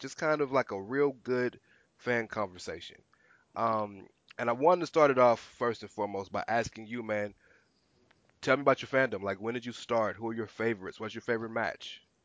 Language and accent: English; Houston, Texas, United States; I'm from the South, and he, I'm from Houston, Texas